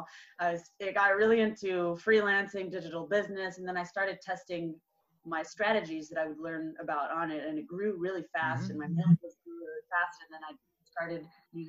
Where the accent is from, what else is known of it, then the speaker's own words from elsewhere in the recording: Southern California, United States; moved away as an adult; also born or lived in France; now in Barcelona, Spain; I grew up in California, in Southern California, in the desert in between LA and San Diego.